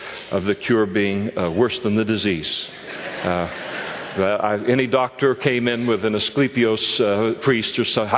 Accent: Napa, California, United States; We were growing up in Napa

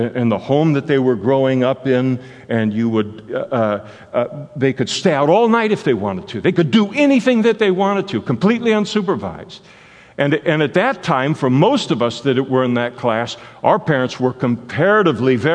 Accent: Henderson, Nevada, United States; I was born in Henderson, Nevada

